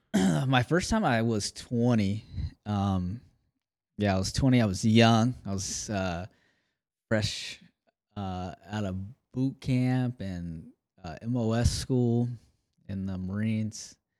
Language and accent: English; Alabama, United States; moved away; I grew up in Alabama